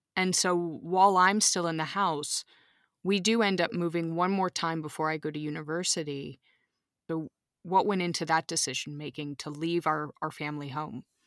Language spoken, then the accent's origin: English; Austin, Texas, United States; now in Munich, Germany; growing up in Austin, Texas